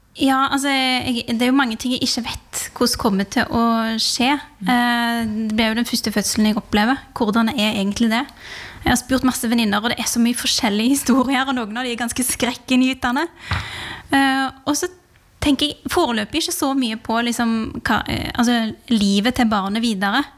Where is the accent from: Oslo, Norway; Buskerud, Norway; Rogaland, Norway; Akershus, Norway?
Rogaland, Norway; moved away; fra heimfylket mitt